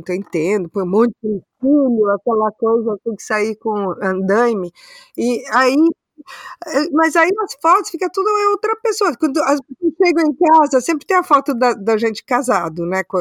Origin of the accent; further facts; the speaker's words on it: London, United Kingdom; eu sou de Londres.